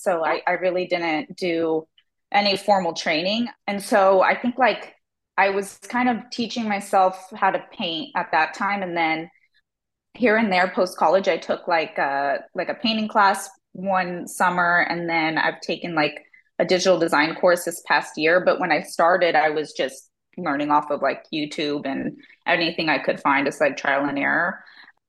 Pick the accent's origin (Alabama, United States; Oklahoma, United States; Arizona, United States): Arizona, United States; Tempe; also born or lived in Phoenix / Seattle; I grew up in Tempe